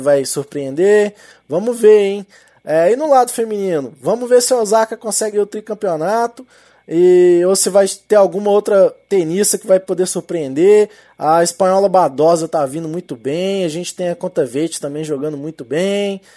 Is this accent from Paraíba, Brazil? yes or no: no; Minas Gerais, Brazil; accent: mineiro; Com meu sotaque aqui de mineiro